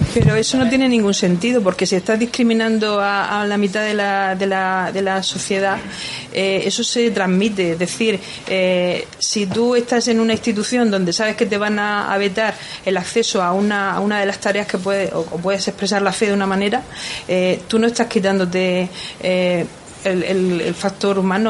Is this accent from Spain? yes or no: yes; Cartagena, Region of Murcia, Spain; yo soy de Cartagena